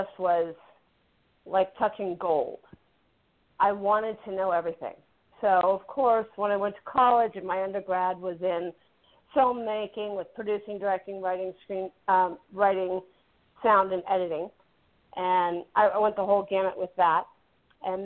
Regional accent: San Francisco, California, United States; I was born in San Francisco

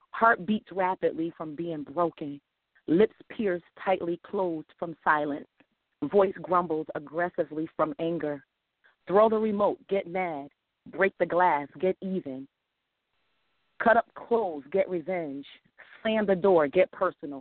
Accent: New Haven, Connecticut, United States; I'm from Connecticut, New Haven, Connecticut.

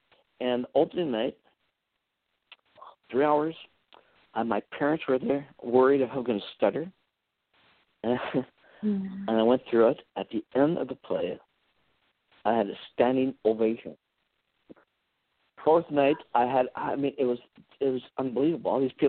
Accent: Virginia, Minnesota, United States; moved away as an adult; now in Los Angeles, United States; I was born and raised in northern Minnesota. And Virginia, Minnesota was only like 15,000 people, northern Minnesota. Not even near the Twin Cities

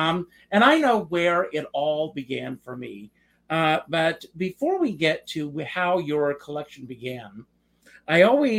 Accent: Conway, South Carolina, United States; I too grew up in a very small town. I grew up in Conway, South Carolina. I don't know how old you are. I think I'm a little older than you are.

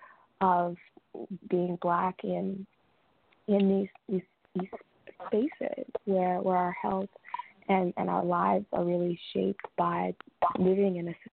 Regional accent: St. Charles Parish, Louisiana, United States; I grew up in the St. Rose, not St. Rose, St. Charles

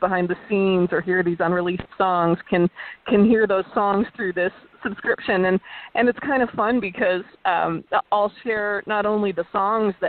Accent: Port Carling, Ontario, Canada; growing up in Muskoka, I grew up in outside Port Carling in Muskoka

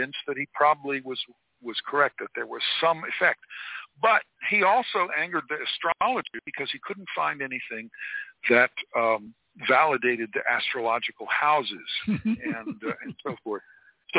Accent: Florida, United States; I grew up in Florida

